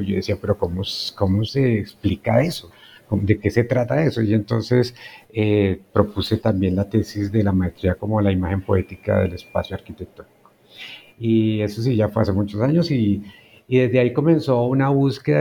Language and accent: Spanish; Facatativá, Cundinamarca, Colombia; moved away as an adult; also born or lived in Bogotá; no soy bogotano yo llegué a Bogotá para estudiar arquitectura. Entonces mi niñez y la juventud la pasé en otros pueblos cercanos, en Huasca, Dinamarca, en Facatativá